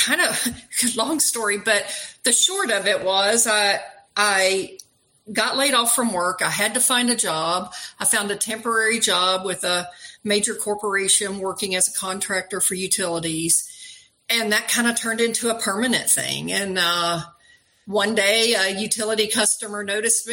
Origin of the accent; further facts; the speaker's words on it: outside of Nashville, Tennessee, United States; moved away as an adult; also born or lived in New Mexico / Washington State; I grew up outside of Nashville